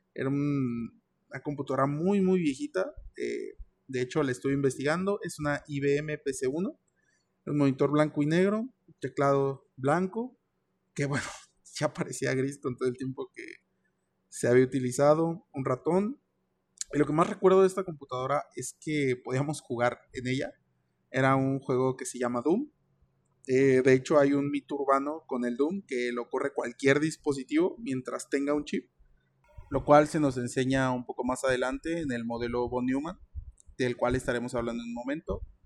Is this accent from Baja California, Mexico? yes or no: no; Querétaro, Mexico; yo vivo en Querétaro, nací en Querétaro